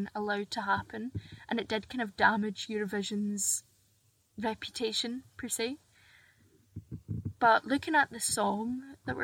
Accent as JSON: {"language": "English", "region": "Scotland", "country": "United Kingdom", "said": "I'm from Scotland"}